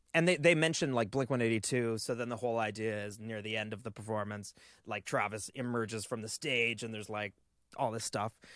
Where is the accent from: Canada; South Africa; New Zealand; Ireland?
Canada; As a Canadian